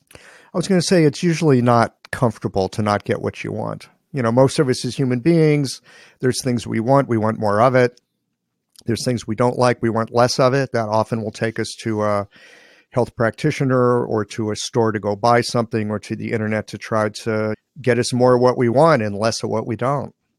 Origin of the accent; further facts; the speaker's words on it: Midwest, United States; guy from the Midwest